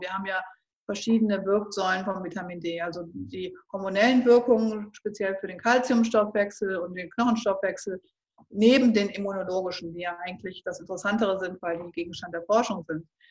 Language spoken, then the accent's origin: German; Northern Germany, Germany; ich bin ja jetzt aus dem Norden